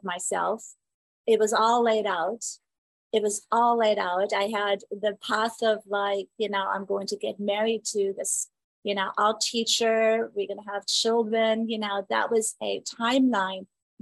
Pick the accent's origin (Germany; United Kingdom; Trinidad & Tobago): Germany; Southern Germany; moved away as an adult; now in Phoenix, United States; I grew up in Germany